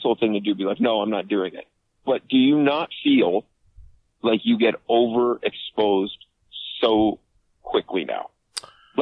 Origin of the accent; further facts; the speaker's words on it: Canada; I'm Canadian